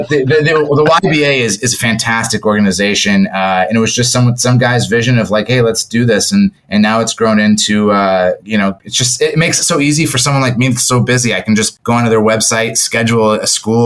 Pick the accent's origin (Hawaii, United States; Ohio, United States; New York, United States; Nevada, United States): Ohio, United States; Toledo; moved away as an adult; also born or lived in San Francisco Bay Area; I'm from Toledo, Ohio, and they're the two high schools, the one that I went